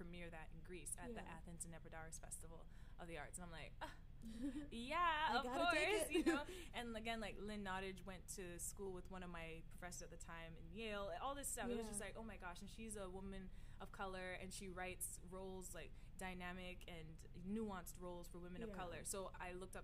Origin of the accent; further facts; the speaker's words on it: Cayman Islands; also born or lived in Miami, United States; I was from the Caribbean